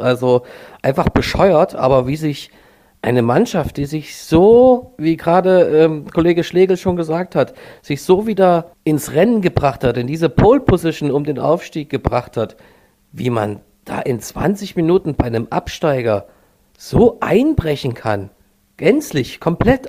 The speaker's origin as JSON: {"language": "German", "town": "Neustadt in Sachsen", "region": "Saxony", "country": "Germany", "tie": "born or raised there", "said": "ich bin hier 30 Kilometer von Dresden groß geworden in Neustadt"}